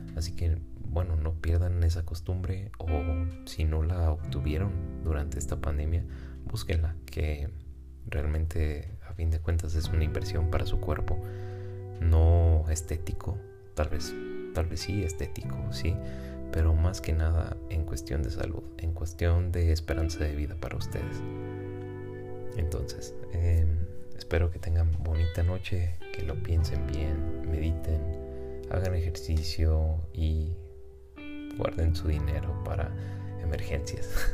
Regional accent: Guadalajara, Jalisco, Mexico; yo soy residente de Guadalajara, México

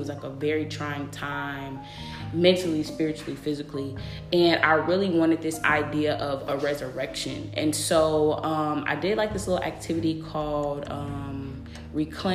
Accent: a small town outside Dallas, Texas, United States; moved away; also born or lived in Atlanta, Georgia; I'm actually from a very small town right outside of Dallas

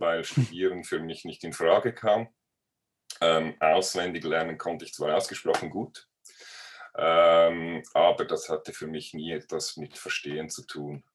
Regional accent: Switzerland; als Schweizer

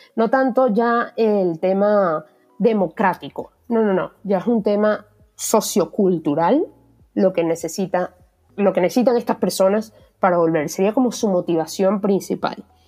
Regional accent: Venezuela; moved away; yo viví en una urbanización con una cancha

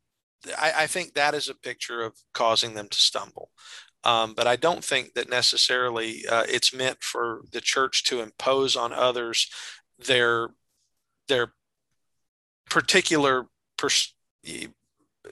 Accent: the South, United States; we're both from the South.

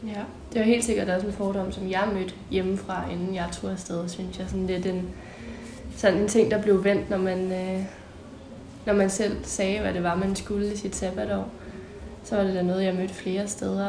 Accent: Central Jutland, Central Denmark Region, Denmark; jeg kommer fra Midtjylland

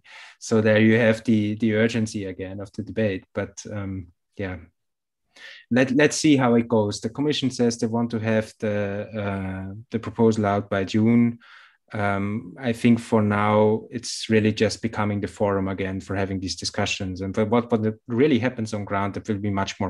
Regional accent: Tyrol, Austria; moved away; I would plan to go home to where I grew up in Tirol in summer. And I'm very confident that I get there because I still have some sort of residency there.

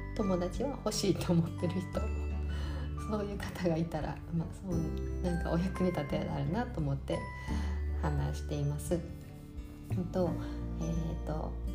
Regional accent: Japan; moved away as an adult; now in Canada; 私の日本語なまりの英語

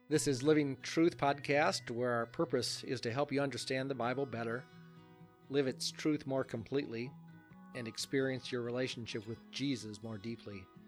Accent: United States; moved away as an adult; also born or lived in Akron, Ohio; now in Adel, United States; my hometown, Alcater

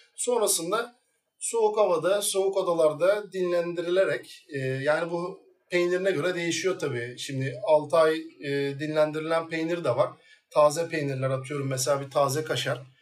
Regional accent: İzmir, Turkey; İzmir doğumluyum. Tabiri caizse Mandıra'da doğdum büyüdüm

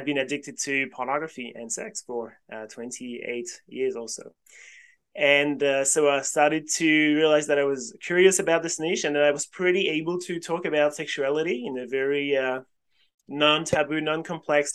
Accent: France; moved away as an adult; also born or lived in Sydney, Australia; now in Australia; I was born in France originally and I studied physics in France

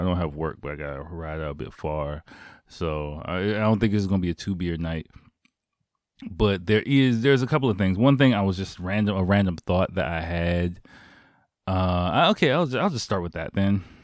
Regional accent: United States; moved away; my home country

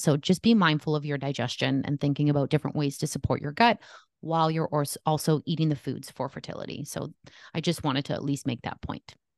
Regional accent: Canada; I am Canadian

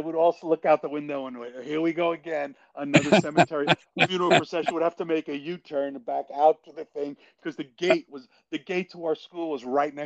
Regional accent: New York City, New York, United States; I grew up in Queens

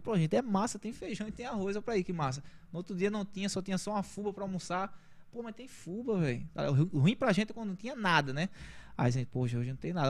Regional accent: Recife, Pernambuco, Brazil; eu vim de uma comunidade chamada Roda de Fogo. Não tem nada a ver com a minha roda, é Roda de Fogo, é o nome da localidade, né? É, assim, desde, desde a minha infância

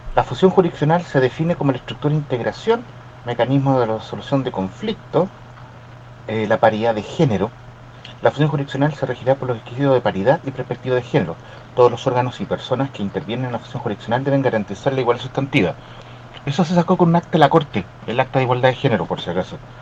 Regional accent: Chile; yo, que soy chileno, natural

